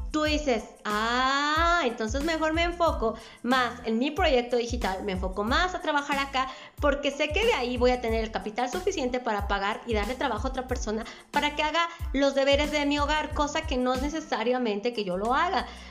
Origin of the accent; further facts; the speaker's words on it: Mexico; Soy de la República Mexicana